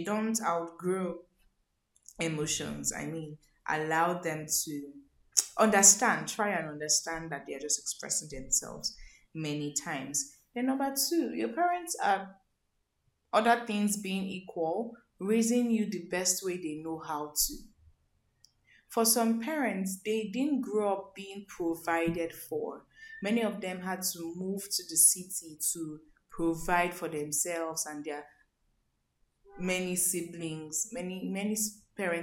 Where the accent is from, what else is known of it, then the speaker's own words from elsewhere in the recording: Lagos, Nigeria; I grew up living in Mafuluku, Oshodi.